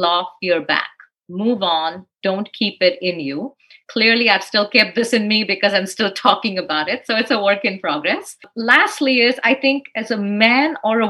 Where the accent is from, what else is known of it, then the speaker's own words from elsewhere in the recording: Dallas, Texas, United States; I'm really from Dallas.